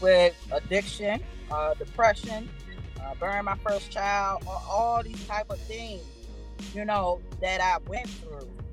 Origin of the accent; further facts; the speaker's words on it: New York, United States; we was born in New York